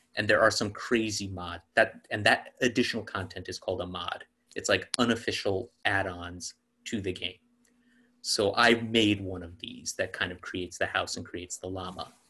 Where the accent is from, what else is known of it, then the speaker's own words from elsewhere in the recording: New York City, New York, United States; I was an only child growing up in New York City um, in the 80s and 90s